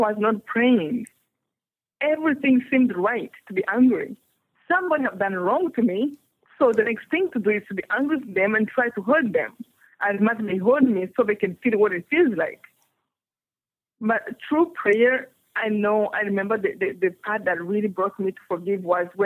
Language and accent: English; Rwanda; English is a second language; moved away; I come from Rwanda